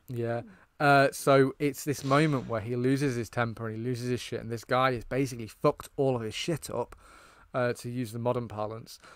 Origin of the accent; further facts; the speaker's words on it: United Kingdom; I, as a British person